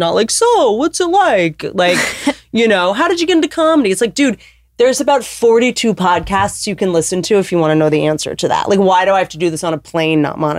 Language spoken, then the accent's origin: English; Appalachia, United States; I'm from Appalachia